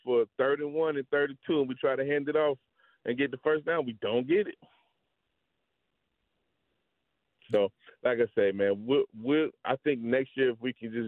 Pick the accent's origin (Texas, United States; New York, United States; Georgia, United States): Georgia, United States; Atlanta; I'm from Atlanta